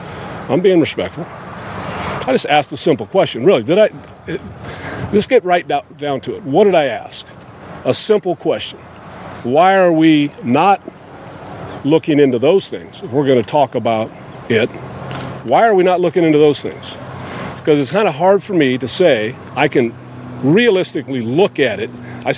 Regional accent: United States; But I also love the fact that I'm an American, and that means I'm free to express myself

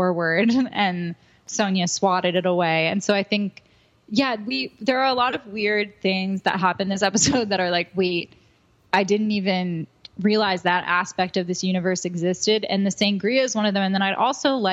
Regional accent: New Jersey, United States; I'm from New Jersey

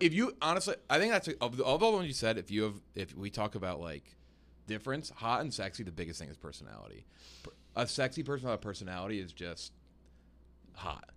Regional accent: the South, United States; I am a Southerner

